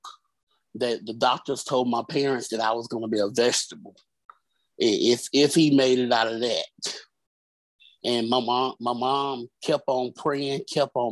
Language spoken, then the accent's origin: English; Birmingham, Alabama, United States; Originally, I'm from Birmingham, Alabama.